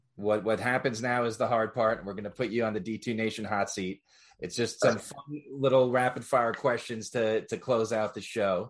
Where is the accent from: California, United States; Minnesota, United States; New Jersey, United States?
New Jersey, United States; I'm from North Jersey. I grew up a Yankees fan myself.